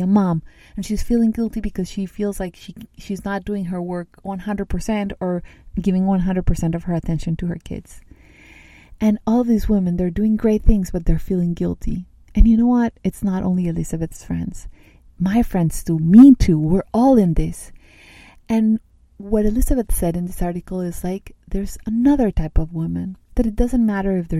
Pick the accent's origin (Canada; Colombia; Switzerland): Colombia; Medellín, Antioquia; I grew up in Colombia, in South America, in a city that's called Medellin